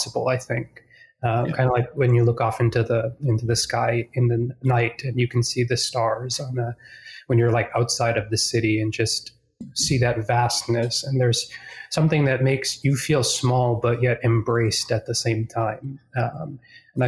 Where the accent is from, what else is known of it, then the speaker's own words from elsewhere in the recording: Boston, Massachusetts, United States; now in Charlotte, United States; I'm originally from Boston, or just outside of Boston